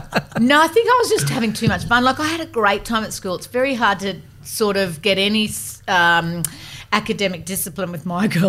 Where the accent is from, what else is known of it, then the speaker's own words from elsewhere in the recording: Gosford, New South Wales, Australia; So I grew up in Gosford in a really moderate life.